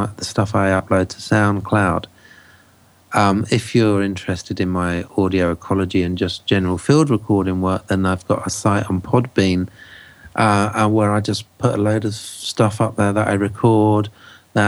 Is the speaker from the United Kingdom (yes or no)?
yes; England, United Kingdom; this Englishman